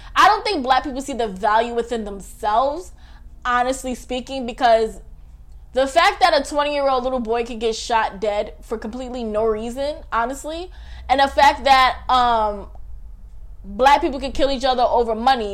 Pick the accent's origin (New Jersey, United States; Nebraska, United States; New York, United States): New York, United States; New York City; I'm from Staten Island